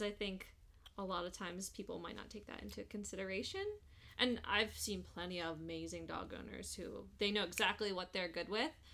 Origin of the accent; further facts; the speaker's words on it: East Coast, United States; now in Las Vegas, United States; we're from East Coast